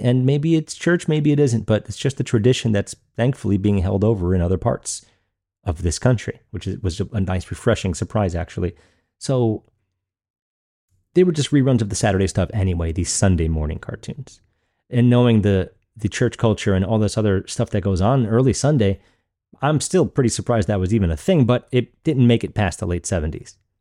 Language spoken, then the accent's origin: English; Long Island, New York, United States; growing up in Long Island, New York